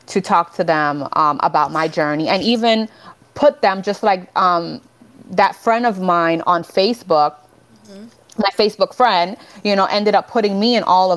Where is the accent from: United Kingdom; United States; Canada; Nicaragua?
Nicaragua; moved away; I was born in Nicaragua